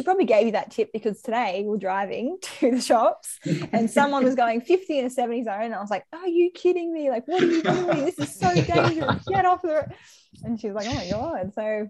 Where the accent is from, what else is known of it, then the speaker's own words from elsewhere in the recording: Sydney, New South Wales, Australia; But look, I wouldn't say I have road rage. I'd say I'm just from Sydney.